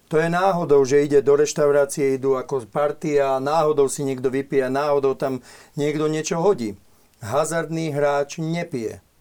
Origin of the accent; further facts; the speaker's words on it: Bratislava, Bratislava Region, Slovakia; som vyrastal v Bratislave